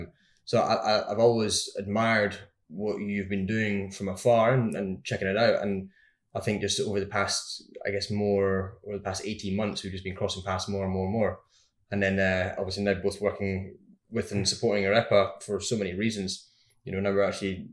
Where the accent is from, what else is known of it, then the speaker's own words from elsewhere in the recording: Edinburgh, Scotland, United Kingdom; moved away as an adult; now in Australia; growing up in Edinburgh in Scotland